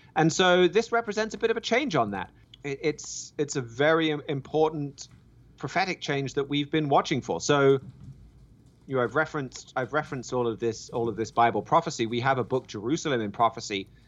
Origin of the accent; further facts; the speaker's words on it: United Kingdom; moved away; my home country of the U K